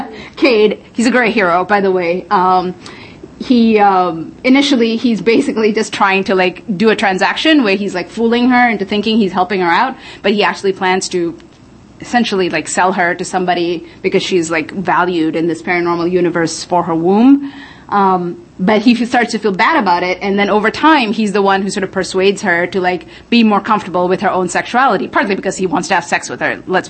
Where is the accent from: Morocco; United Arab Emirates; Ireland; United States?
United Arab Emirates; When I was a young man, a teenager in, growing up in the Middle East, in the United Arab Emirates, somehow they were in their library shelves.